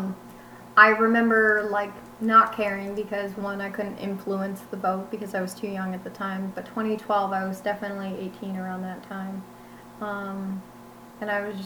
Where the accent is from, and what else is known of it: United States